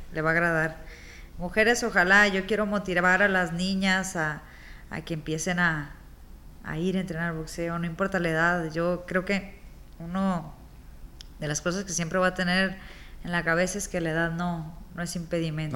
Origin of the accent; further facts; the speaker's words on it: Tepic, Nayarit, Mexico; also born or lived in Culiacán, Sinaloa; regresar acá a Tepida